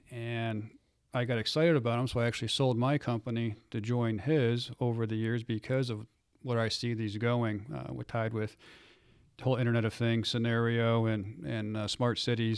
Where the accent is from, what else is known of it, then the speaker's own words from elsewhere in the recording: Cleveland, Ohio, United States; I am not from South Texas. I'm from Cleveland, Ohio.